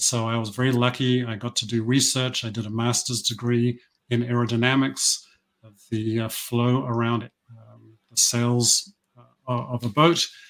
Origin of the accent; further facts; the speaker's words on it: New Zealand; moved away; I grew up in New Zealand. This is where this accent comes from.